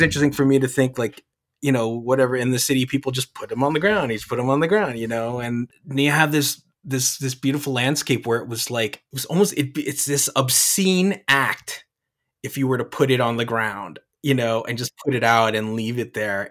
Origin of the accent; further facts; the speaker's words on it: New Jersey, United States; moved away; I'm from the East Coast. I'm from Jersey. My parents are from the Philippines